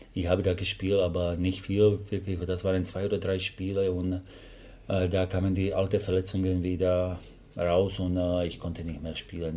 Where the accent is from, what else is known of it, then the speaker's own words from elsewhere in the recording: Slovakia; German is a second language; moved away as an adult; now in Germany; ich habe Englisch gelernt, weil ich komme aus der Slowakei